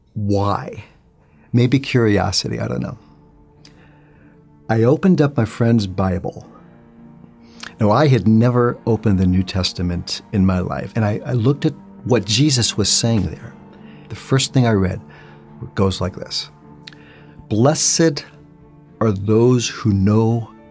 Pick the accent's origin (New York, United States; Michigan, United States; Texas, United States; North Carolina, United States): New York, United States; New York City; I'm originally from New York City. Grew up in a Jewish home.